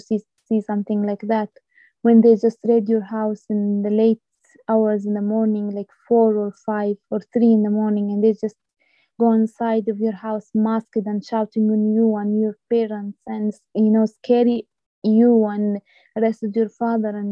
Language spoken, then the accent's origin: English; Masafer Yatta, West Bank, Palestine; growing up in Masafriyat, even as a young woman or a young man, it's really difficult